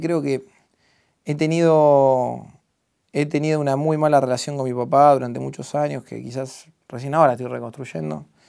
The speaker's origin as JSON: {"language": "Spanish", "town": "La Plata", "region": "Buenos Aires Province", "country": "Argentina", "tie": "born or raised there", "said": "vivir en donde yo nací"}